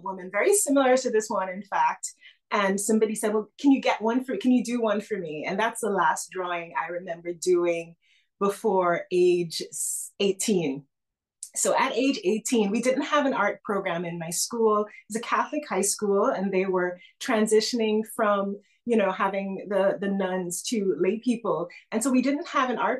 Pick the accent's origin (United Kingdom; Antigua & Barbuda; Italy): Antigua & Barbuda; I was born in the Caribbean in a tiny island nation called Antigua and Barbuda